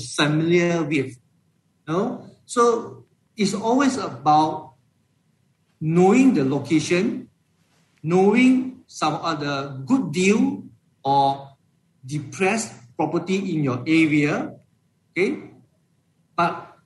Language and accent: English; Malaysia; as a Malaysian investors